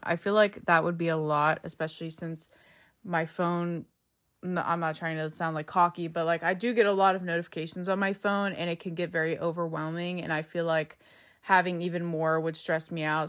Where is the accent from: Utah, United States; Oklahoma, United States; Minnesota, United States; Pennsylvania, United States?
Pennsylvania, United States; Pittsburgh; I'm from Pittsburgh, and here we call soda pop